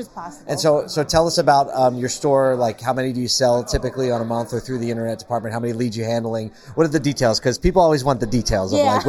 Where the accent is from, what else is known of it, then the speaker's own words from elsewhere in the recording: the North, Northern United States, United States; Okay, I'm a northerner. I'm a Yankee